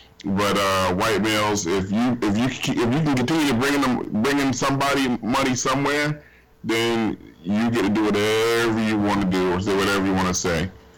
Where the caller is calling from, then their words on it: Glendale, California, United States; I'm calling from Glendale, California.